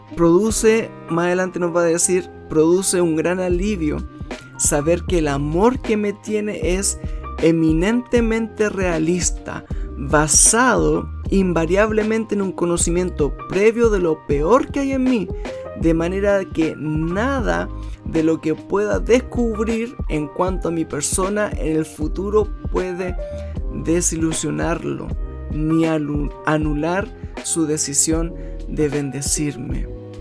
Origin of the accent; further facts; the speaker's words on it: Chile; en mi país